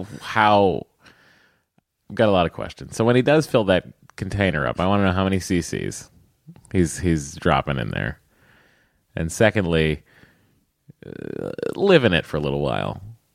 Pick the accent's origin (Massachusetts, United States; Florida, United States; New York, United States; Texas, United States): Massachusetts, United States; accent: Boston; And again, sorry about my Boston accent